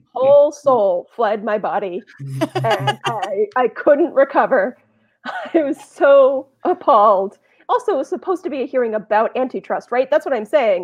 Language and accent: English; Los Angeles, California, United States; also born or lived in New York; now in Bay Area, United States; I'm from Los Angeles